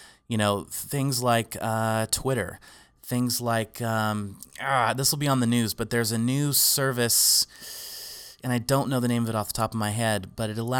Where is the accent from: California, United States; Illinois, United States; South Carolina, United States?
California, United States; Arroyo Grande; my hometown in Arroyo Grande